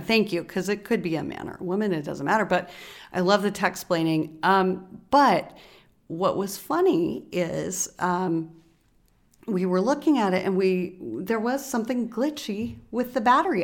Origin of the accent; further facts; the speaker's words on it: Alaska, United States; also born or lived in Bay Area, California; now in Oakland, United States; I grew up in Alaska